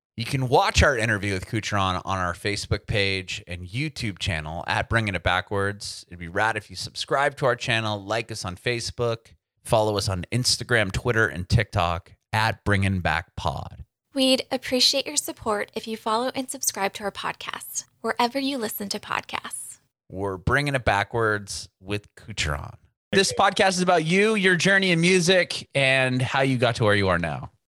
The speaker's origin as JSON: {"language": "English", "town": "San Diego", "region": "California", "country": "United States", "moved": "as an adult", "lives_now": "Nashville, United States", "said": "Nashville, but I'm originally from San Diego"}